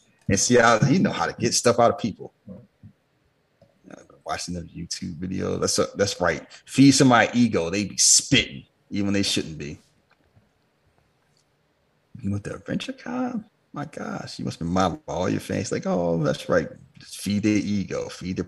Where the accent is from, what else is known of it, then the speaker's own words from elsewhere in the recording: Philadelphia, Pennsylvania, United States; I grew up in Philadelphia